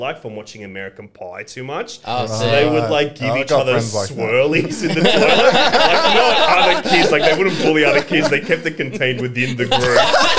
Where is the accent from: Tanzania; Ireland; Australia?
Australia; Sydney, New South Wales; first language Greek; English is a second language; also born or lived in Athens, Greece; growing up in Australia